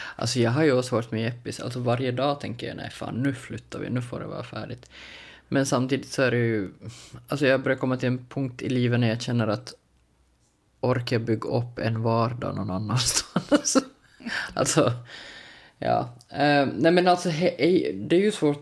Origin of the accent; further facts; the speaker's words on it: Larsmo, Ostrobothnia, Finland; Alltså jag är född och uppvuxen i Larsmo som då är liksom strax utanför Jakobstad